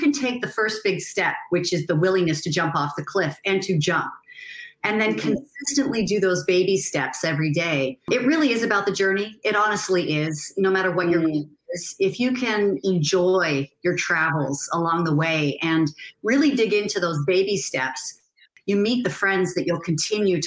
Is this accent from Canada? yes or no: yes; Canada; I'm originally from Canada